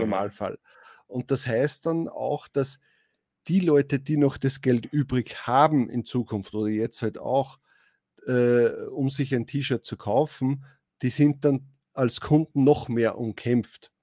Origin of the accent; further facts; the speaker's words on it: Austria; als Österreicher